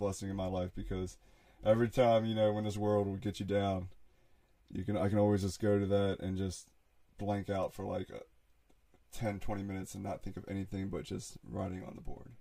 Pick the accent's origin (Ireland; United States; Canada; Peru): United States; Mechanicsville; I grew up in Mechanicsville, so I just been out here in the woods